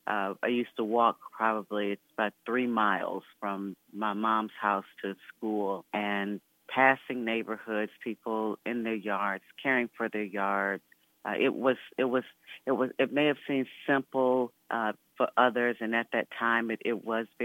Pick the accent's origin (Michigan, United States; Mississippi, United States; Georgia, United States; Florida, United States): Michigan, United States; Flint; now in Washington, D.C., United States; I grew up in Flint, Michigan, went to elementary school, high school